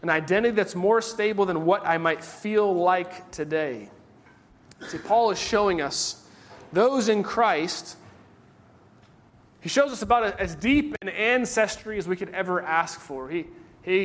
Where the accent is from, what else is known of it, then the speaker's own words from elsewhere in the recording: United States; We are Americans.